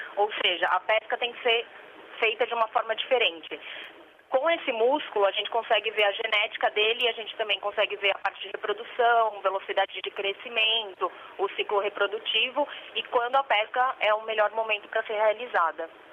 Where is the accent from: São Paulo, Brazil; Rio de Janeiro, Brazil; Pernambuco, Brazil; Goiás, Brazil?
São Paulo, Brazil; Santos; moved away; Eu sou do Brasil, do estado de São Paulo. Eu sou da costa, na realidade, Santos